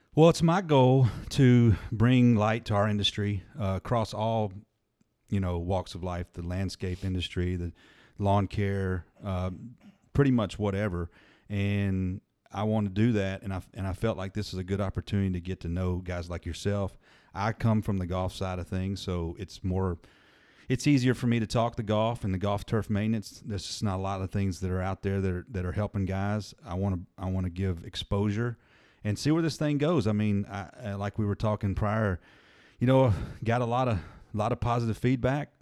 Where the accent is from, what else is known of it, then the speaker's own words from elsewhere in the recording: Murfreesboro, Tennessee, United States; moved away; I grew up in Murfreesboro